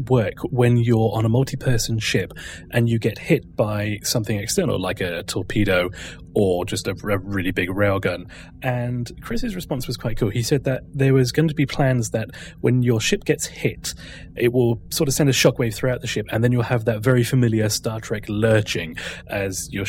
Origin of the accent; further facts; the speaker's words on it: United Kingdom; I'm British.